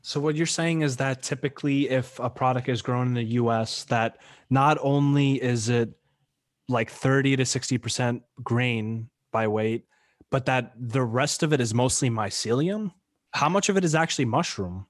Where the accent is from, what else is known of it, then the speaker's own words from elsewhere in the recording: New York, United States; moved away; I went back home to New York, kinda like my hometown where I grew up most of my life